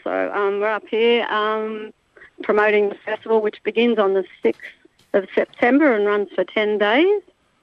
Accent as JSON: {"language": "English", "town": "Melbourne", "region": "Victoria", "country": "Australia", "said": "I'm from Melbourne"}